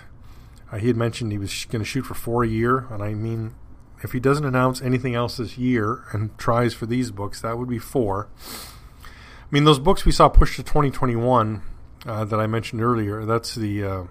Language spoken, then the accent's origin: English; Canada; Being a Canadian